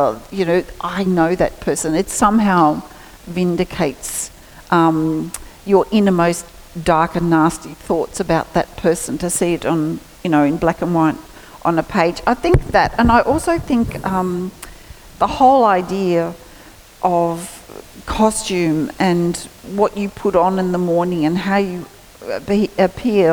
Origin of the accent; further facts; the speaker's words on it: Geraldine, New South Wales, Australia; we were born and raised in Geraldry